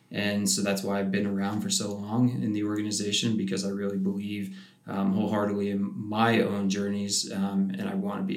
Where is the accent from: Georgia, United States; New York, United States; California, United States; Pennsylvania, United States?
New York, United States; Long Island; moved away as an adult; also born or lived in Boulder; now in Colorado, United States; I've been out in Colorado for about 16 years now. I grew up in New York on Long Island